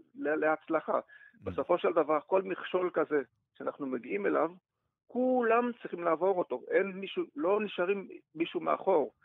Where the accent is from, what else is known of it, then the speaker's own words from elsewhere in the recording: Belgium; Hebrew is a second language; moved away as an adult; now in Israel; עולה חדש מ-, מבלגיה, עליתי לארץ